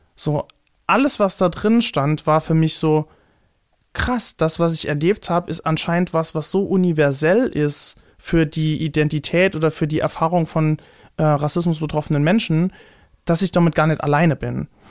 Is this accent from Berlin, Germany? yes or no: no; Saarland, Germany; accent: Saarland dialect; in so einem saarländischen Dialekt ähm, spreche, in einem starken